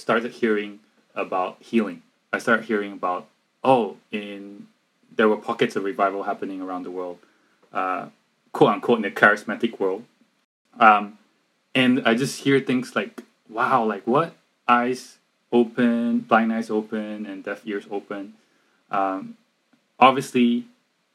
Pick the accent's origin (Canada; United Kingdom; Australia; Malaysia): Malaysia; we're from Malaysia